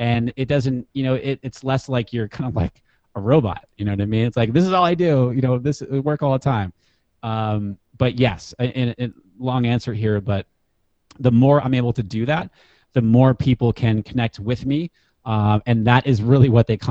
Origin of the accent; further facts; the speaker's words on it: New Hampshire, United States; moved away; I grew up in New Hampshire and I play ice hockey